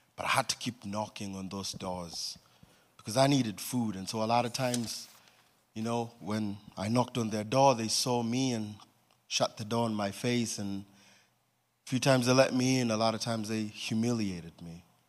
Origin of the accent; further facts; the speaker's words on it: Nairobi, Kenya; I was born in Nairobi, Kenya, in a family of three boys